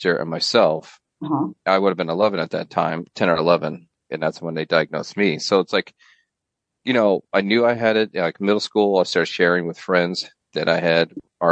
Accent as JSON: {"language": "English", "town": "Fort Madison", "region": "Iowa", "country": "United States", "tie": "born or raised there", "said": "I was born and raised near Fort Madison, Iowa"}